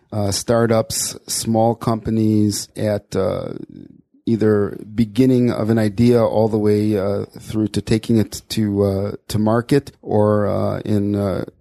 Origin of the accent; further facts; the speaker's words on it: Chicago, Illinois, United States; moved away as an adult; now in Beit Shemesh, Israel; I was born in Chicago. I lived there my whole life until making Aliyah in 1994 with my wife